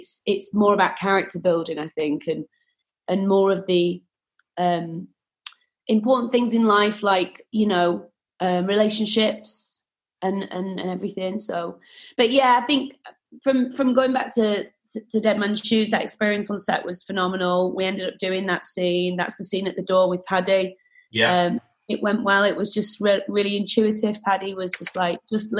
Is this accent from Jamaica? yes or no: no; Oldham, North West England, United Kingdom; also born or lived in Manchester; I am from Oldham, but from the age of 15, I was in Manchester.